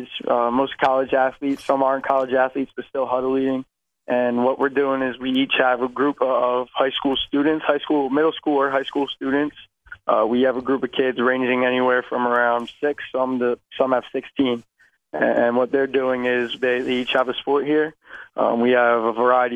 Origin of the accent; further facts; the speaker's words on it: Pennsylvania, United States; I come from Saratton, Pennsylvania. So I am right outside of Philadelphia, about 45 minutes.